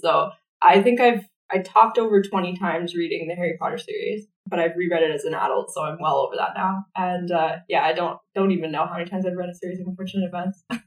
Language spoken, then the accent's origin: English; Stony Plain, Alberta, Canada; also born or lived in Calgary / Sherwood Park; My parents moved me to a to the countryside, and um, right. like 20 minutes outside of a small town called Stony Plain. So I grew up. I'm a country girl. I grew up on an acreage.